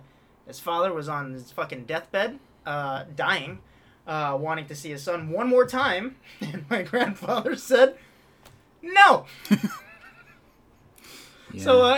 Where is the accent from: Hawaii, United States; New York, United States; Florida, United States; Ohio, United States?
Hawaii, United States; I'm from Hawaii, which, depending on who you ask, barely counts.